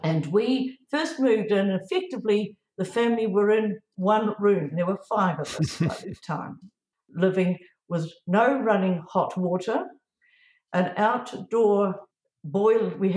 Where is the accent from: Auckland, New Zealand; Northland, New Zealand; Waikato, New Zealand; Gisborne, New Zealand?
Gisborne, New Zealand; also born or lived in Wellington; I was born in Gisborne